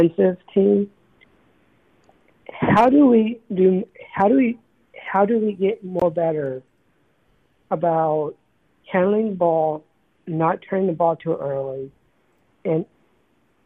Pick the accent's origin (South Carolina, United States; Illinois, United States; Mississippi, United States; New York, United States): South Carolina, United States; Charleston; I'm from Charleston.